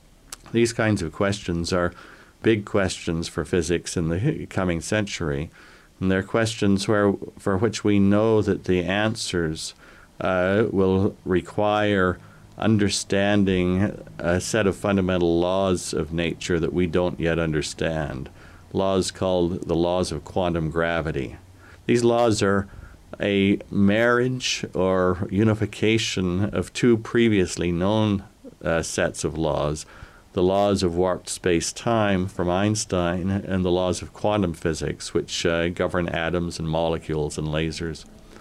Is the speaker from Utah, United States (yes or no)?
yes; Logan, Utah, United States; So I grew up in Logan. When I was small, I thought the most glorious job in the world would be to be a snowplow driver, because in 1948 we had tremendous snows